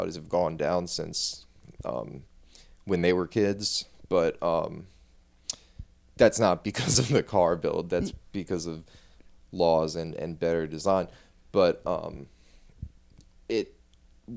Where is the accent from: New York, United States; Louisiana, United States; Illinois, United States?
Louisiana, United States; New Orleans; also born or lived in Baton Rouge; growing up in New Orleans